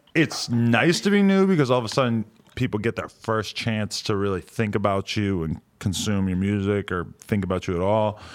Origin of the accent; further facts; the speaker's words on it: New Hampshire, United States; moved away as an adult; also born or lived in New York; I lived, like, where I grew up in New Hampshire, and then I lived in New York for a long time